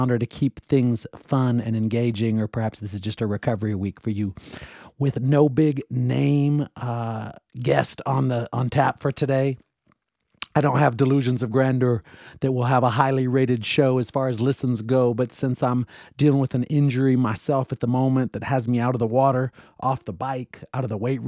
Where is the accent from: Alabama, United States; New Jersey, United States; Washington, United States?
Washington, United States; Seattle; In the words of the great Dave Niehaus, who I grew up listening to in Seattle.